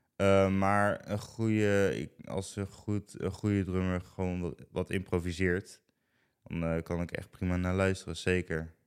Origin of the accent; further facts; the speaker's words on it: Ede, Gelderland, Netherlands; ik kom uit Ede. Mhm. ik heb al echt gewoon mijn hele leven al in Ede gewoond